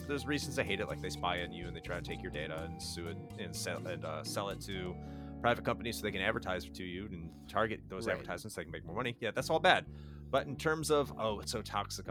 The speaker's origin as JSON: {"language": "English", "region": "the North", "country": "United States", "tie": "born or raised there", "moved": "yes", "said": "I grew up in the North"}